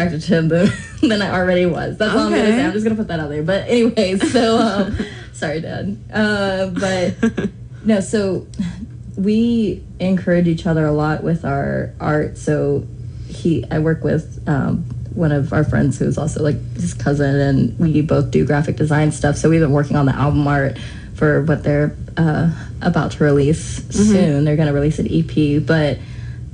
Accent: Fayetteville, North Carolina, United States; moved away as an adult; now in Greensboro, United States; I'm from Fayetteville

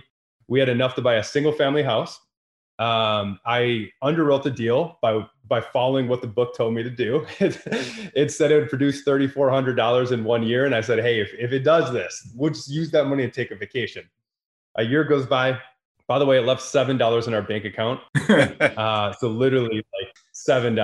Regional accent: Wisconsin, United States; I'm from Wisconsin, right? This isn't the East Coast, West Coast.

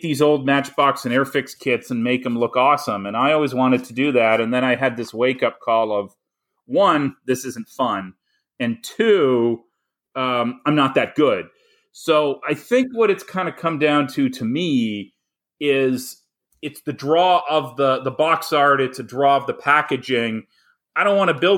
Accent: Canada; moved away as an adult; now in United States; I grew up in Canada

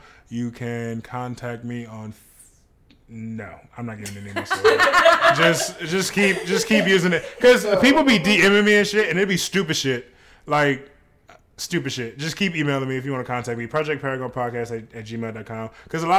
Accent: New Orleans, Louisiana, United States; I'm from the West Bank.

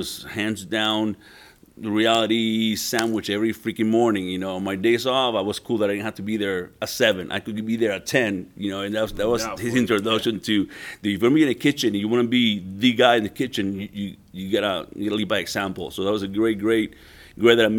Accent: Puerto Rico; moved away as an adult; also born or lived in New Orleans; Born and raised in Puerto Rico for my first 18 years.

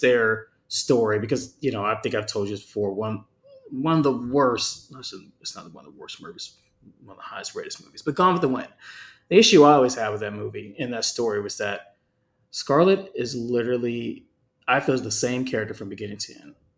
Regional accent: California, United States; moved away; I grew up in California

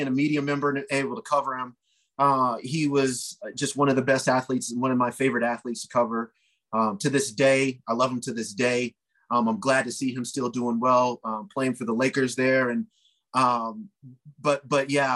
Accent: Denver, Colorado, United States; I grew up here in Denver

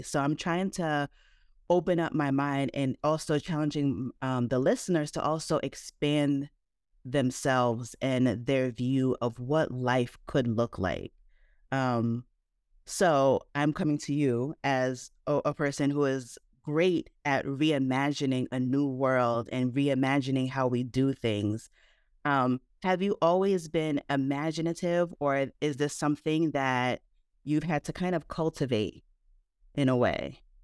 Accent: New Jersey, United States; I was born in the States, so I was born in New Jersey

